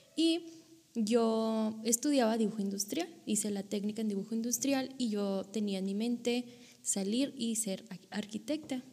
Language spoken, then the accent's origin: Spanish; Monterrey, Nuevo León, Mexico; moved away as an adult; now in Coahuila, Mexico; yo soy originaria de Monterrey, Nuevo León